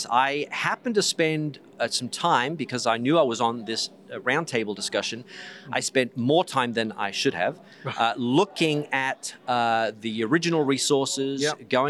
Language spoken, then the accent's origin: English; Australia; because I'm originally from Australia.